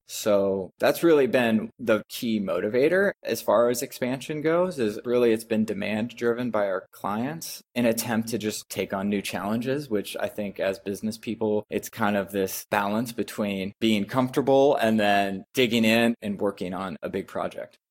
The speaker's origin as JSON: {"language": "English", "town": "Eugene", "region": "Oregon", "country": "United States", "also_born_or_lived": "Monteverde, Costa Rica", "moved": "as an adult", "said": "I'm originally from the Northwest, actually, uh, Eugene, Oregon"}